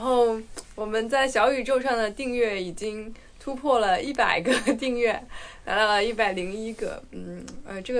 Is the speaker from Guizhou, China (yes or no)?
yes; Guizhou, China; 我是在贵州出生的，在贵州长大的。